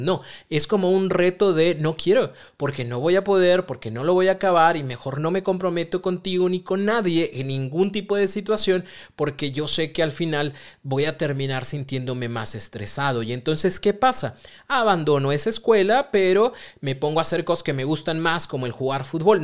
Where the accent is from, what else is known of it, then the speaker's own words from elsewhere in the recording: Mexico; Los mexicanos somos buenísimos